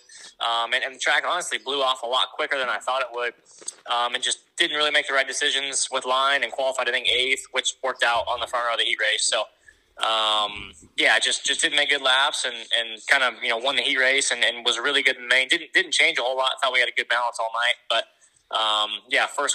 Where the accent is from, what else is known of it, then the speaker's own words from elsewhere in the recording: Fresno, California, United States; from Fresno, California, born and raised in California